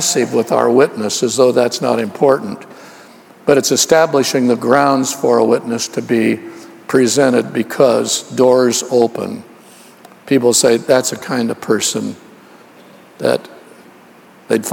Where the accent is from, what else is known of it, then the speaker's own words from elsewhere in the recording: Oakland, California, United States; also born or lived in Los Angeles; I was raised in Oakland, California